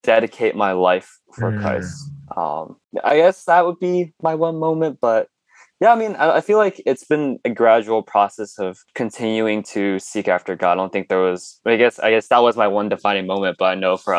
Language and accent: English; Danville, California, United States; also born or lived in Chongqing, China / Hong Kong / Hercules, California; first lived in Hercules for like a couple years, and then my parents wanted to move to like an area with a little bit better education. So made out here to Danville, and I've been living in this home for like the last 15